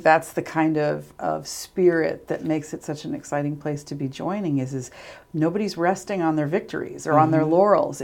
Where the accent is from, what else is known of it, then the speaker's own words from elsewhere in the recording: New York, United States; moved away as an adult; also born or lived in Radford, Virginia; now in Salisbury, United States; I really consider myself a native New Yorker.